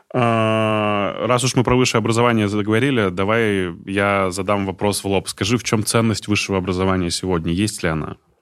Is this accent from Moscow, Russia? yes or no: no; Izhevsk, Udmurtia, Russia; я э, из Ижевска